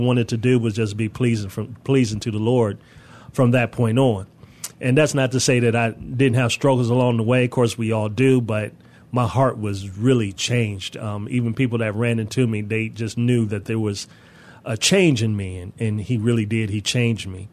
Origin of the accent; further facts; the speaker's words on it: Detroit, Michigan, United States; moved away as an adult; now in San Antonio, United States; I'm originally from Detroit, Michigan